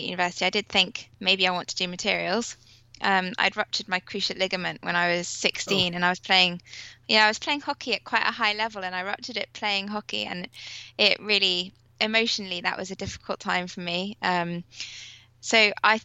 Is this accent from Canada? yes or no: no; Milan, Lombardy, Italy; moved away; I was born in Milan in Italy